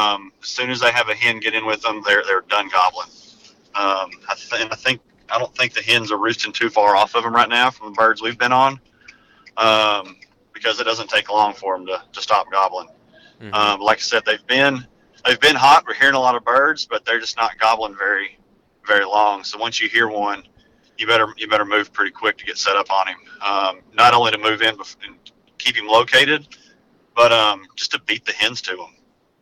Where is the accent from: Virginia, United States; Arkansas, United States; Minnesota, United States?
Arkansas, United States; moved away as an adult; now in Alabama, United States; I'm kind of a transplant. I moved down here to Alabama from Arkansas several years ago just for work.